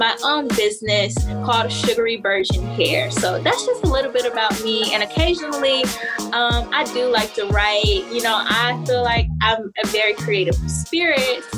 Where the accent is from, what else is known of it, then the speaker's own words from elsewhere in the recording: Charlotte, North Carolina, United States; I'm from Charlotte, North Carolina